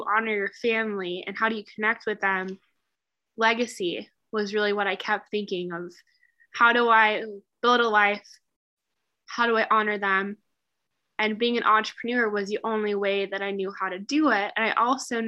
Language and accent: English; Midwest, United States; I definitely grew up in the Midwest.